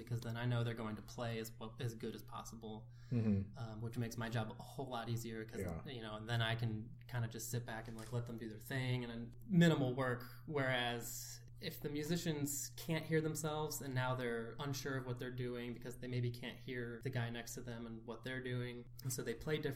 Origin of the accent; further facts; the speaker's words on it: Ohio, United States; moved away; We're from Ohio